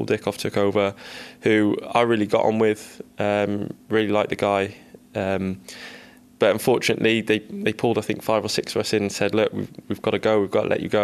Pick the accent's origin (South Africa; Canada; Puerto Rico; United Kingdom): United Kingdom; Cardiff, Wales; moved away as an adult; Growing up in Cardiff, I'm a Cardiff boy